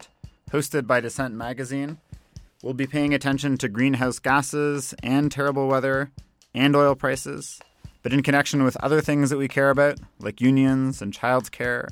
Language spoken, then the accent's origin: English; Canada; my home country, Canada